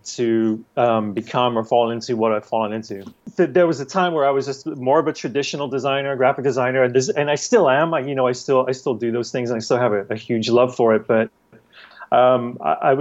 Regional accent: England, United Kingdom; moved away; as a youth growing up in England, in the late 80s

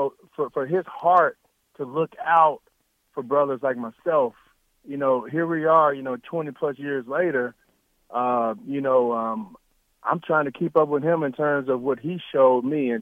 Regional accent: the South, United States; accent: the South; also born or lived in Pine Bluff, Arkansas; now in Nebraska, United States; my accent is always the South, but Nebraska is definitely home to me.

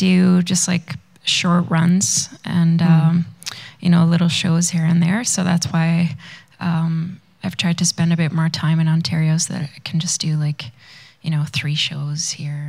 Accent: Sweden; moved away as an adult; also born or lived in Vancouver, Canada; now in Whitehorse, Canada; I grew up in Sweden, which is north, and then I've lived, I guess, 8 years now in Whitehorse, so I definitely feel more like a northerner than a southerner.

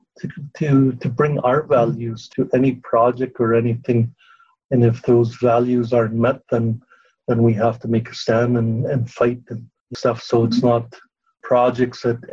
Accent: Tl'etinqox community, British Columbia, Canada; I'm from Tlaatinkwa community.

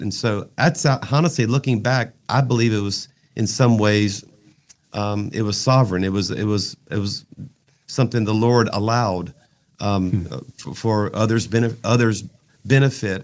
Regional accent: South Louisiana, United States; I'm from South Louisiana

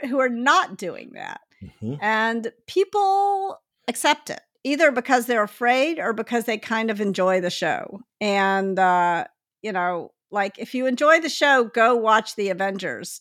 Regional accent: Memphis, Tennessee, United States; now in Palo Alto, United States; I grew up in Memphis, which is yep. a city that's 60% black

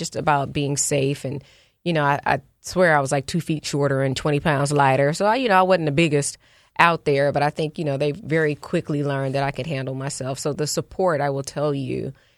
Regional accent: Oakland, California, United States; now in Philadelphia, United States; I'm from Oakland, California. Right. There's a lot of pride in being from the town, as we call it

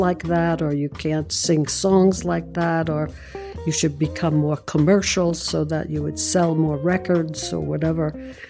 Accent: New York City, New York, United States; I'm from Brooklyn.

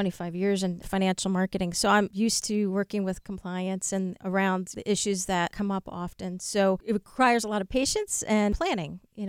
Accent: New Jersey, United States; I'm from New Jersey.

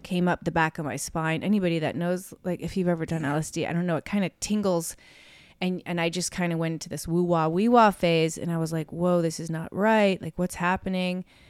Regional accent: Chicago, Illinois, United States; moved away; have grown up in Chicago

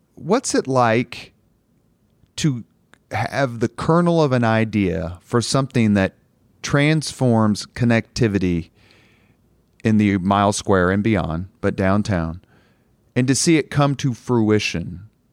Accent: Indianapolis, Indiana, United States; Irvington where I grew up

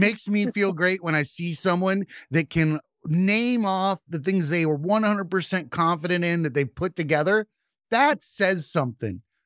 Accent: the South, United States; moved away; I grew up in the South, and preachers are a staple in the Bible Belt

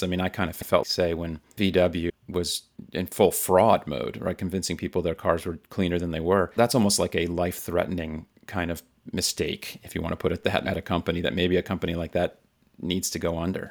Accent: South Florida, United States; I grew up in South Florida in the U S, where Miami is

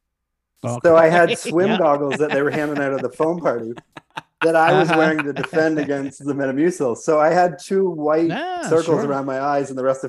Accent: Georgetown, Ontario, Canada; also born or lived in Chicago; now in Los Angeles, United States; Born and raised in Georgetown, Ontario, just like an hour outside of Toronto.

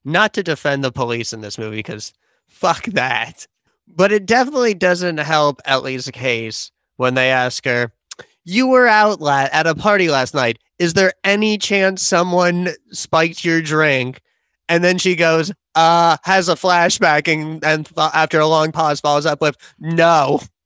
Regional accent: London, United Kingdom; moved away; lived and mostly went to school in South London

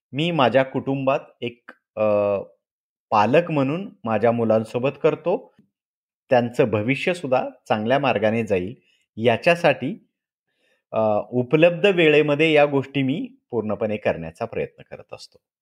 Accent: Latur district, Marathwada, Maharashtra, India; moved away as an adult; मी मूळचा लातूर जिल्ह्यातला आहे मराठवाड्यातला

